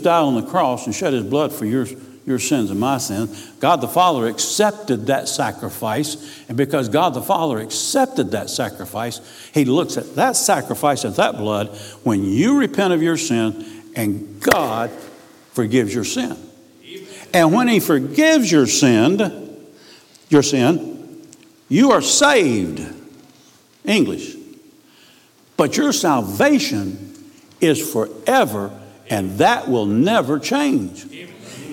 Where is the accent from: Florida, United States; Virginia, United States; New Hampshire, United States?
Florida, United States; Key West; I was raised in Key West.